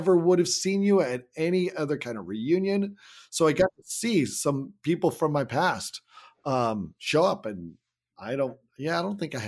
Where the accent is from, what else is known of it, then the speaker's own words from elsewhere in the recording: Salem, Oregon, United States; my hometown of Salem, Oregon